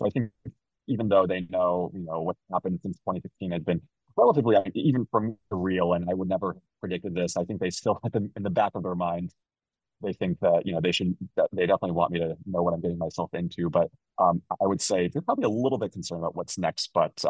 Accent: Chicago, Illinois, United States; I'm originally from Chicago, and so they both moved from China.

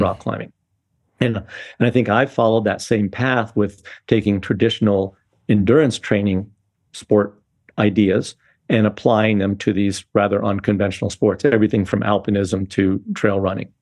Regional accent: Boulder, Colorado, United States; I've been growing up in Boulder, Colorado in the sixties.

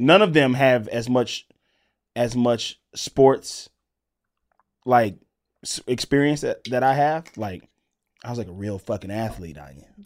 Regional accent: Mississippi, United States; growing up in Mississippi

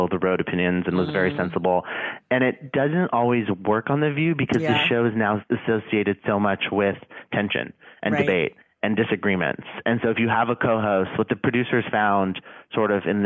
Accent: Arizona, United States; I grew up in Arizona

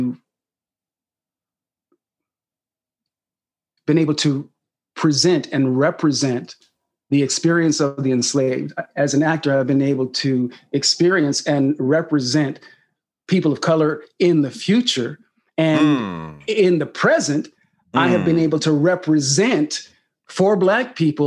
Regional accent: Sacramento, California, United States; this young black kid growing up in Sacramento, California

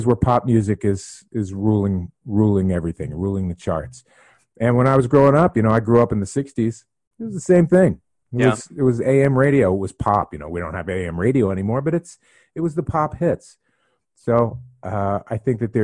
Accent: Philadelphia, Pennsylvania, United States; I'm from Philadelphia

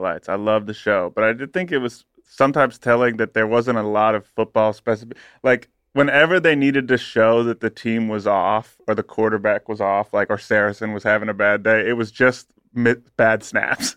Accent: Southeastern Ohio, United States; I grew up in Southeastern Ohio

